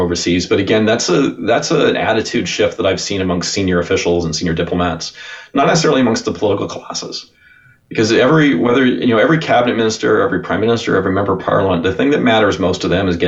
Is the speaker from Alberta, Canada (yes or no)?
yes; Sherwood Park, Alberta, Canada; I grew up in Sherwood Park